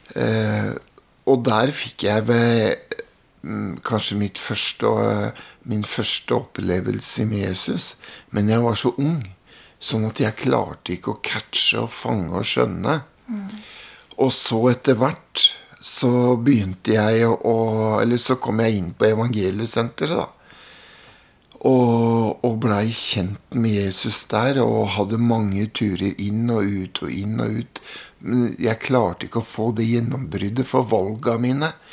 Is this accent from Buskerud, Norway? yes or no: yes; Mjøndalen, Buskerud, Norway; Hjemme i Mjøndalen så var det sånn at det var to miljøer